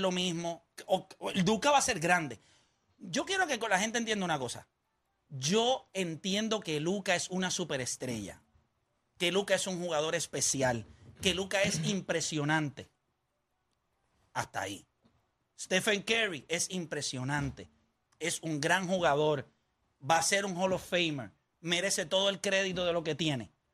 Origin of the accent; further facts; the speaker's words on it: Puerto Rico; somos puertorriqueños